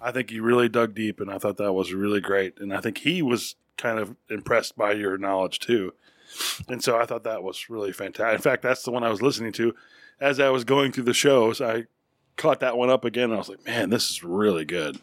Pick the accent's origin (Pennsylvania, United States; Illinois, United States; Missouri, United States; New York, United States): New York, United States; now in Texas, United States; I grew up partially in New York. But we came down here